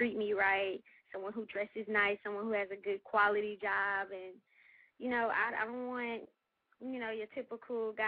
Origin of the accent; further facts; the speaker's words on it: Memphis, Tennessee, United States; now in Atlanta, United States; I'm born and raised from Memphis.